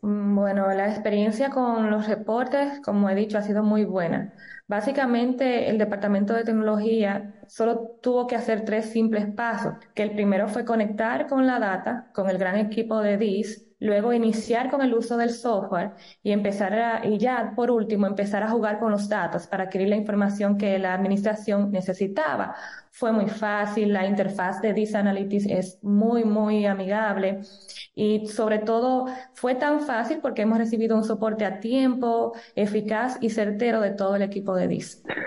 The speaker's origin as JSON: {"language": "Spanish", "country": "Dominican Republic"}